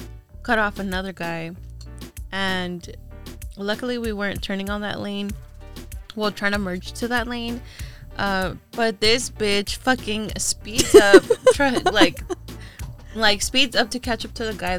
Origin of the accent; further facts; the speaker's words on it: Orange County, California, United States; so we're from Orange County.